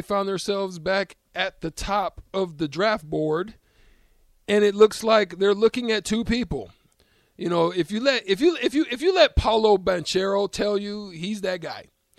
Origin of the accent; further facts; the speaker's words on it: Auburn, Alabama, United States; out of Auburn, my town, War Eagle town country. I was born actually in Auburn, Rico.